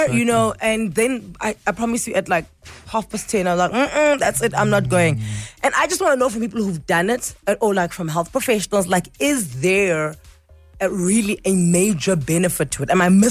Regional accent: Pretoria, Gauteng, South Africa; also born or lived in Eastern Cape; I was in the Eastern Cape until I was like 6, and then I was in Pretoria.

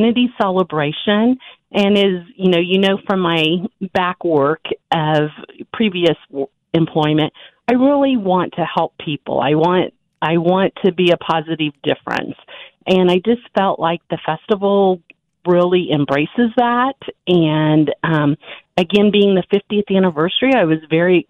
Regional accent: Butler County / Wichita area, Kansas, United States; I'm what I would consider a Butler County girl. I graduated from Circle High School, but we had a Wichita address, Wichita phone number, lived in Sedgwick County

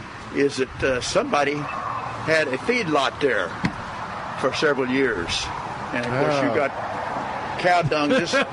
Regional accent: Texas, United States; No, my dad worked in the oil fields, so I've lived all over South and Southeast Texas.

